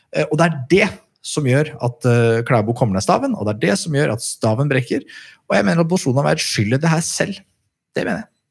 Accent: Skedsmokorset, Akershus, Norway; jeg vokste opp på Skedsmokorset

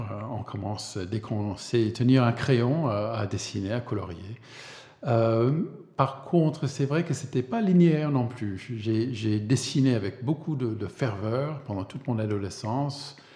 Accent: Vermont, United States; French is a second language; moved away as an adult; also born or lived in Paris, France; je suis né aux États-Unis, euh, dans le Vermont.

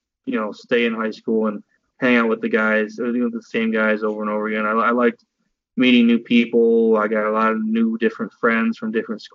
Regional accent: Royal Oak, Michigan, United States; I was from Royal Oak, Michigan

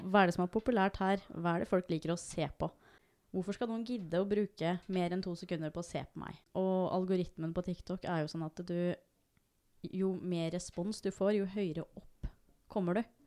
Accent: Norway; jeg er født og oppvokst her

